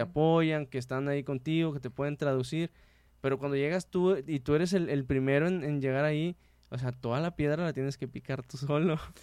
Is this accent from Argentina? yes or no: no; Mexico; somos mexicanos